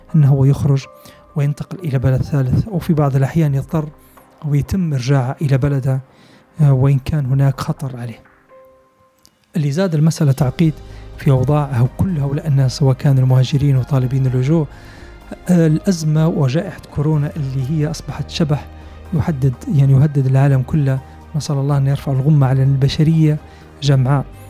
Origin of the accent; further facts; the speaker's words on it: Libya; نحن ليبيين